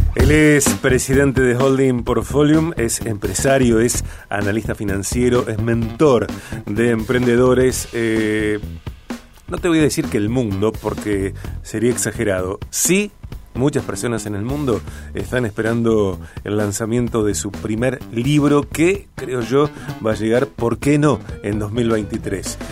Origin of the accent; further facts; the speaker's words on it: Argentina; los argentinos